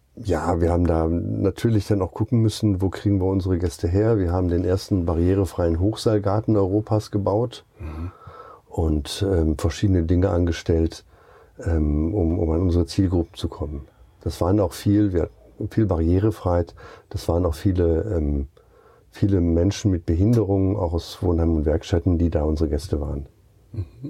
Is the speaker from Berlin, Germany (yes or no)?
no; Duisburg, North Rhine-Westphalia, Germany; also born or lived in Rostock / Lake Constance; now in Gaienhofen, Germany; Ursprünglich komme ich aus Duisburg